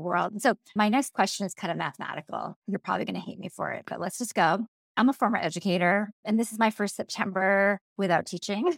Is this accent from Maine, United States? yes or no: yes; Maine, United States; I'm from Maine